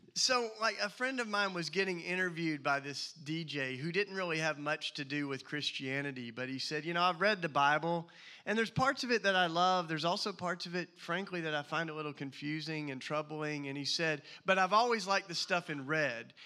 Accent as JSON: {"language": "English", "region": "the South", "country": "United States", "accent": "Southern", "moved": "as an adult", "lives_now": "Philadelphia, United States", "said": "my Southern accent"}